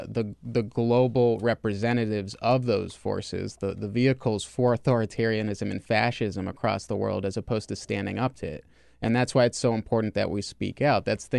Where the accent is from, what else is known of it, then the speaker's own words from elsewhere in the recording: United States; One thing that scares me as an American Jew, as a supporter of Israel